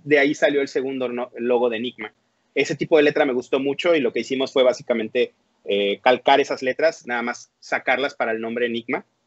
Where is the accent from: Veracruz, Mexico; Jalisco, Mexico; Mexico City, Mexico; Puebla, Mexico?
Veracruz, Mexico; now in Monterrey, Mexico; yo soy originario, nací en Veracruz, este, en el puerto de Veracruz. Yo vengo de por allá. Actualmente vivo en Monterrey, Nuevo León